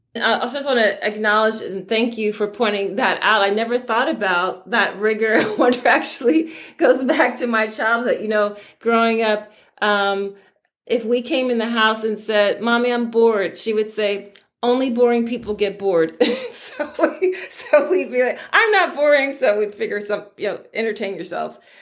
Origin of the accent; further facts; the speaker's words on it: Philadelphia, Pennsylvania, United States; I'm from Philadelphia on the East Coast of the United States.